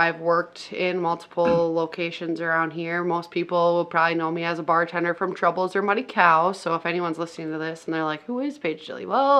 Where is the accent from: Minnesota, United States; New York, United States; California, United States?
Minnesota, United States; Litchfield; also born or lived in Hutchinson, Minnesota; I was born in Hutch, so I can't say born and raised here. But born in Hutch, but raised here. I've been here my whole life, so... Say a Litchfield native.